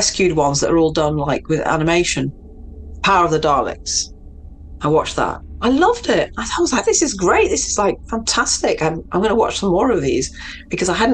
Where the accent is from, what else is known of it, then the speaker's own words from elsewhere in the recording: Manchester, North West England, United Kingdom; also born or lived in Mexico; I grew up in Manchester